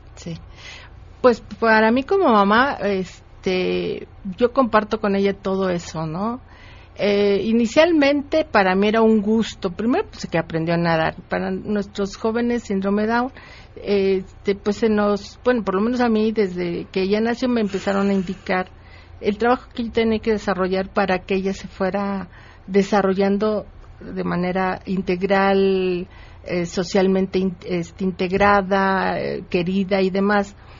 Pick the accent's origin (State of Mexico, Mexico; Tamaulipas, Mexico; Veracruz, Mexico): State of Mexico, Mexico; Cuautitlán Izcalli; Nosotros somos de Cuautitlán Izcalli